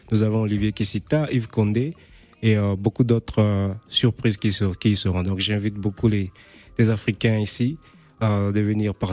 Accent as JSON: {"language": "French", "region": "Brazzaville", "country": "Republic of the Congo", "lives_now": "Paris, France", "said": "Comme je viens de Brazzaville aussi, notre communauté africaine est vraiment basée ici"}